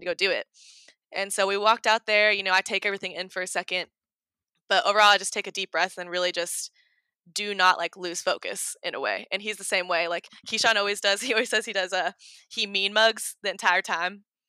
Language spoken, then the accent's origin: English; Oregon, United States; now in Kentucky, United States; I'm from Oregon and I moved to Kentucky